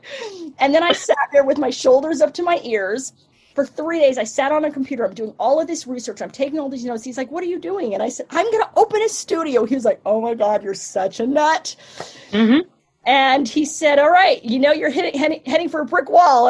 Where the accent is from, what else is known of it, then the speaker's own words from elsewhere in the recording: California, United States; moved away as an adult; also born or lived in New York; when I moved back home from New York to California